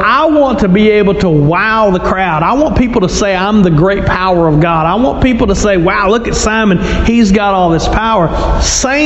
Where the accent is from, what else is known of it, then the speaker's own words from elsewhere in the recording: Louisiana, United States; I'm from Louisiana